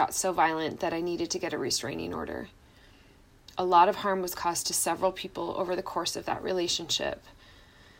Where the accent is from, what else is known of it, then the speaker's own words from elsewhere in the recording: Washington, United States; I'm from Washington State and Norway